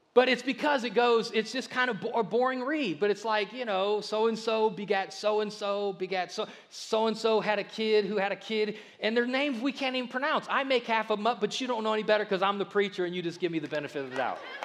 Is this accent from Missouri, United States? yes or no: no; Akron, Ohio, United States; we grew up in Akron